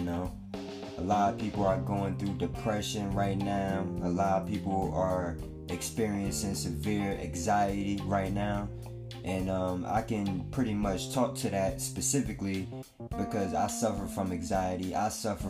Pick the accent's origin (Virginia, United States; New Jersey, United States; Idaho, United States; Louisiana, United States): New Jersey, United States; East Orange; Shout out to East Orange, my hometown